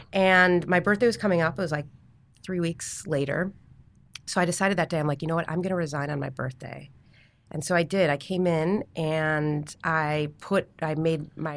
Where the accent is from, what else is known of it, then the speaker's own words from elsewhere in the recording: Chicago, Illinois, United States; moved away as an adult; I'm from Chicago